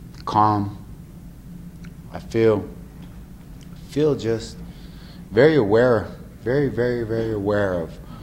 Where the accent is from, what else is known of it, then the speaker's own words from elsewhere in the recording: New Mexico, United States; here in my hometown